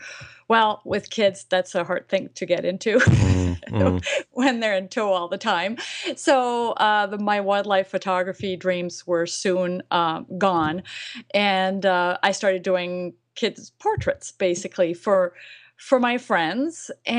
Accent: France; English is a second language; now in United States; I moved to the States. I'm from France, and I'm actually a French citizen. I'm a resident of the United States.

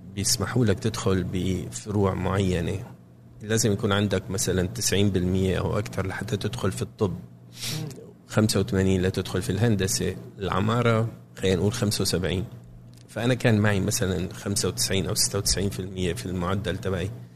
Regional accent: Damascus, Damascus Governorate, Syria; moved away as an adult; now in Cambridge, United States; عشت في سوريا لغايه ما كان عمري 24 سنه

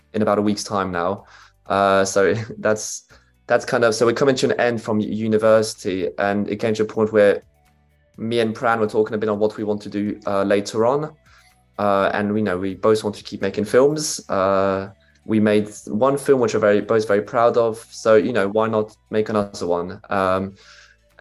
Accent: Switzerland; moved away as an adult; now in United Kingdom; I'm originally a Swiss filmmaker with some British roots too

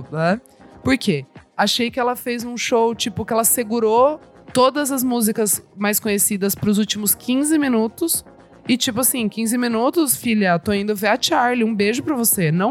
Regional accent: São José dos Campos, São Paulo, Brazil; sou de São José dos Campos.

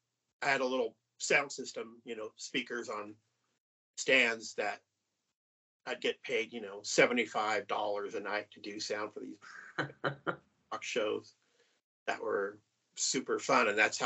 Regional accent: Whittier, California, United States; I grew up in Southern California in like the Whittier, Pico, Rivera area, which is like east of Los Angeles. A little bit of a hood.

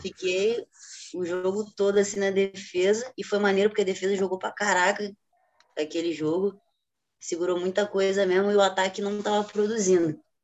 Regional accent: Rio de Janeiro, Brazil; sou do Rio de Janeiro, tenho 24 anos

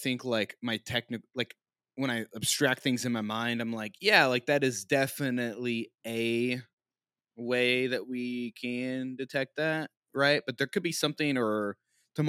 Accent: Missouri, United States; I'm from Missouri

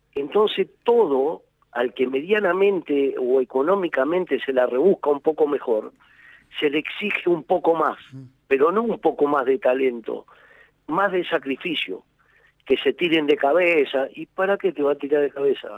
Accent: Argentina; somos nosotros los argentinos

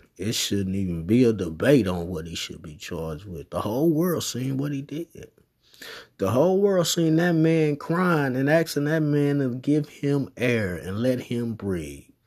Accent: United States; I was born in America. So I'm a American citizen

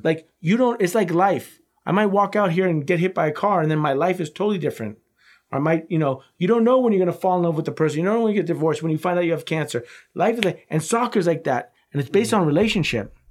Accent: United States; as an American

